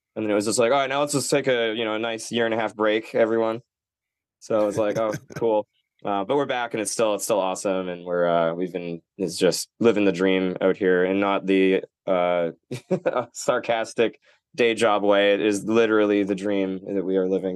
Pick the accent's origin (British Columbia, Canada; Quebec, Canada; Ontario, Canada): British Columbia, Canada; Nanaimo; moved away; also born or lived in Vancouver; I'm from Nanaimo, which is kind of like where the boat lands